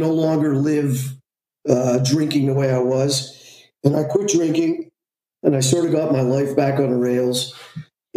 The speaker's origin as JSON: {"language": "English", "town": "Montreal", "region": "Quebec", "country": "Canada", "tie": "born or raised there", "said": "I'm from Montreal, Canada"}